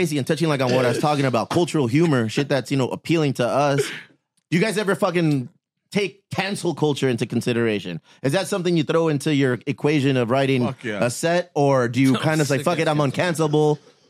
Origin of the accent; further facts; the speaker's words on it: San Diego, California, United States; I'm from here. I'm from San Diego, Mexican-American. My parents, Guadalajara and in Mexicali, so I'm like, we're the first ones here.